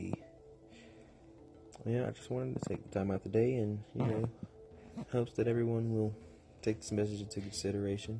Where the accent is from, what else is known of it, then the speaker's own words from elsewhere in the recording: United States; I am all American. I'm not mixed with anything. I am all African American, from the good of the hood